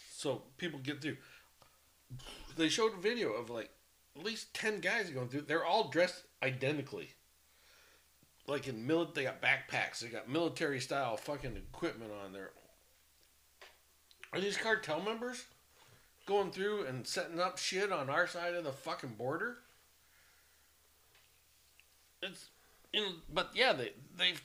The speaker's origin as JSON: {"language": "English", "country": "United States", "said": "I'm an American through and through"}